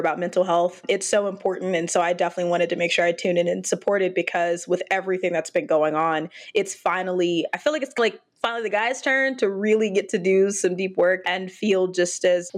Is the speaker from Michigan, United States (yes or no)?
no; Dallas, Texas, United States; I'm from the Dallas area